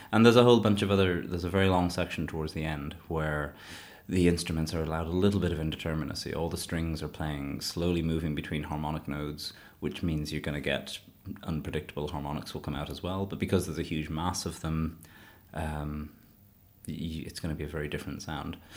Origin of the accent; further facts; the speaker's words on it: Shannon, Munster, Ireland; moved away as an adult; now in Leeds, United Kingdom; I was born in Clare in Shannon.